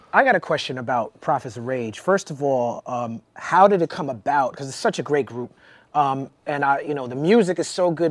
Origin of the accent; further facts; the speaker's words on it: New York, United States; the East Coast growing up in New York